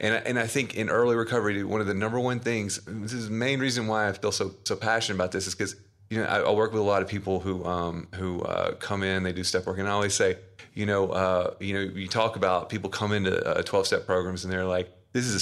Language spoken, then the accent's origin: English; the South, United States; I'm from the South, like Southern Baptist